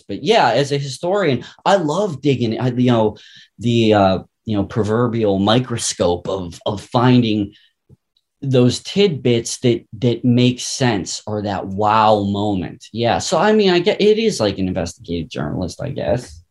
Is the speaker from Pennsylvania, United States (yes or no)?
yes; Pittsburgh, Pennsylvania, United States; I'm from Pittsburgh